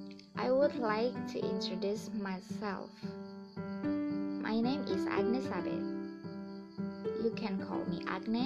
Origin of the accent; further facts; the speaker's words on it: North Kalimantan, Indonesia; English is a second language; now in Berau, Indonesia; I am 24 years old. I am originally from Krian City, North Kalimantan. But now, I live in Brau City, East Kalimantan.